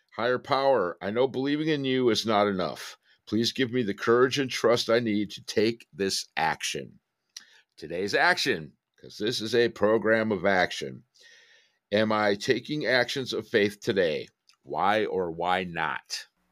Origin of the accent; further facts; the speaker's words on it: Detroit, Michigan, United States; I'm from Detroit